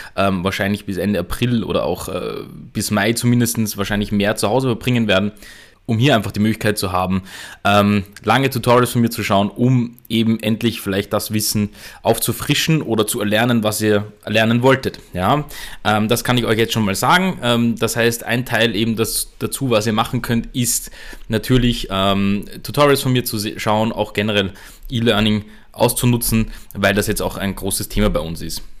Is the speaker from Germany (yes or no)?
no; Austria; bei uns in Österreich